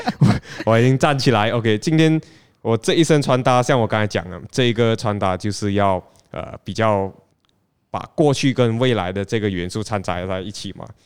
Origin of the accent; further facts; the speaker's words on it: Penang, Malaysia; now in Kuala Lumpur, Malaysia; 我大老远从槟城来到吉隆坡，其实为了就是要找一份跟球鞋相关的工作。